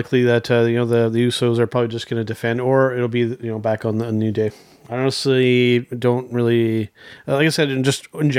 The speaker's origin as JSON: {"language": "English", "country": "Canada", "said": "being a Canadian wrestling fan"}